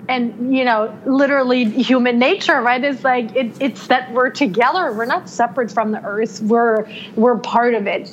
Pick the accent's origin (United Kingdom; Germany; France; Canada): Germany; now in United States; I was born and raised in Germany